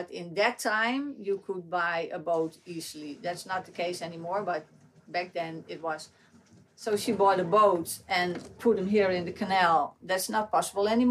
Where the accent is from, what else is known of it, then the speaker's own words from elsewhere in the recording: Amsterdam, North Holland, Netherlands; born and raised in Amsterdam